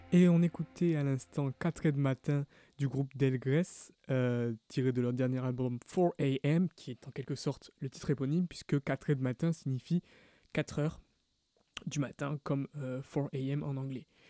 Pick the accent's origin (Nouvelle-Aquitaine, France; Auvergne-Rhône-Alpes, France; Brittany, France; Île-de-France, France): Nouvelle-Aquitaine, France; Bordeaux; dans les bandas chez nous à Bordeaux